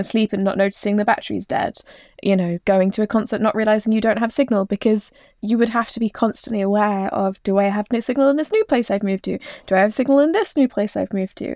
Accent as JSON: {"language": "English", "area": "East Anglia", "region": "East of England", "country": "United Kingdom", "tie": "born or raised there", "said": "I grew up in East Anglia"}